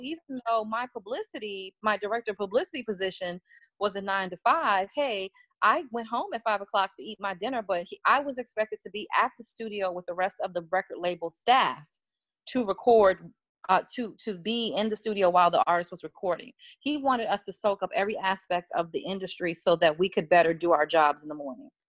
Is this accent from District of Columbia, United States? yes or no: yes; Washington, District of Columbia, United States; I'm from Washington, D.C., I come from the world of go go music